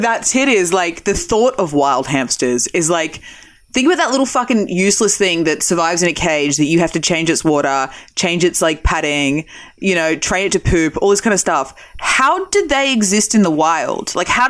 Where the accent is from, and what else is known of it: Australia; born or raised there; now in United States